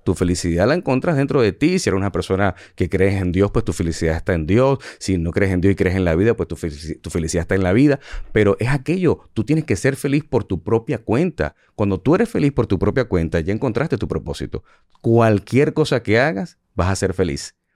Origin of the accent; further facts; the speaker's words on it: Venezuela; moved away as an adult; also born or lived in United States / Puerto Rico; now in Dominican Republic; yo nací en Venezuela y llegué a este país con 20 dólares